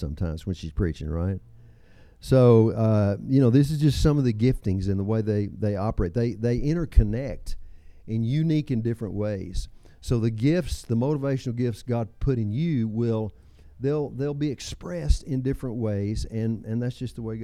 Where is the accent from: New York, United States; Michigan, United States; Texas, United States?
Texas, United States; I'm from Texas.